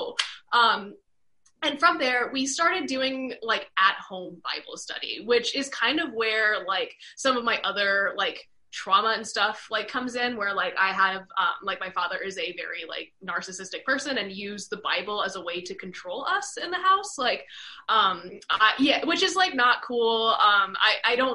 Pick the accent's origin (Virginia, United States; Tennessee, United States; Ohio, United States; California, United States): Virginia, United States; moved away; I'm from Virginia originally